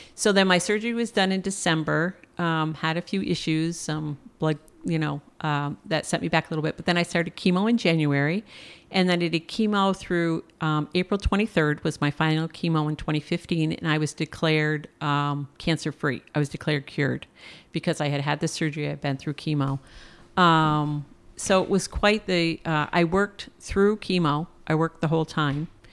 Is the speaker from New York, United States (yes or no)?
yes; Plattsburgh, New York, United States; also born or lived in San Antonio, Texas; I'm originally from Plattsburgh, New York